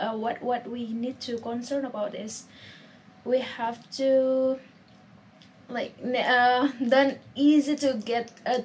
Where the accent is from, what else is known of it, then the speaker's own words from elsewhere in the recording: Jakarta, Indonesia; Well, I'm from Indonesia, and this is my last night here, and...